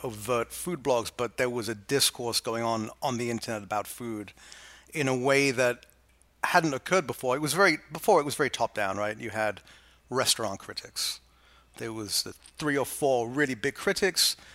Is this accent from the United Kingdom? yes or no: yes; England, United Kingdom; now in New York, United States; I went from sort of bourgeois, coddled, middle class England to the Lower East Side.